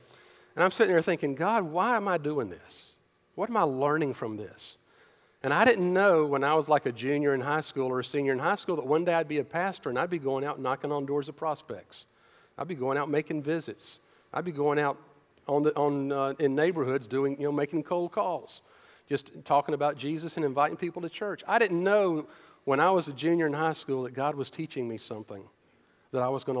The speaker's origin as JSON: {"language": "English", "town": "Decatur", "country": "United States", "tie": "born or raised there", "said": "I grew up in Decatur"}